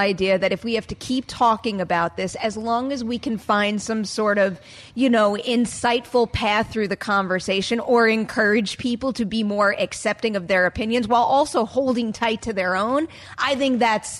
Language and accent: English; New York City, New York, United States; But even the way that I operate as a New Yorker in terms of weaving through the crowd to get where I want to go